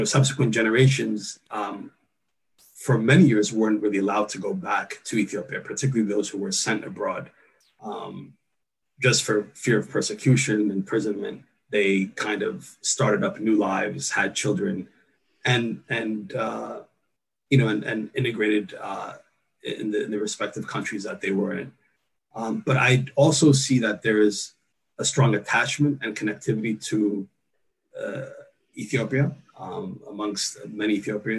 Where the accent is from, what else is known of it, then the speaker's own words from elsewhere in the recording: United States; having been born and raised here, we're equally American as well